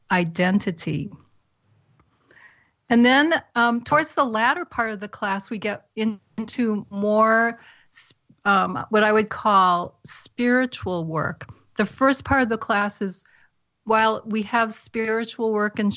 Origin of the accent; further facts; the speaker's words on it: New England, United States; moved away; I'm from New England originally